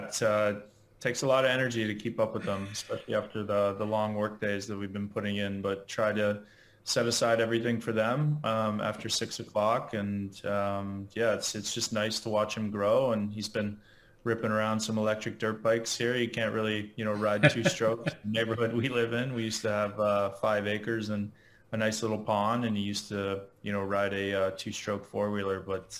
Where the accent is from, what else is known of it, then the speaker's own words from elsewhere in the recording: King City, Ontario, Canada; also born or lived in Chicago, United States; now in Florida, United States; I'm based in Florida now. Just moved here recently from Chicago, and originally from just outside of Toronto, Ontario, Canada.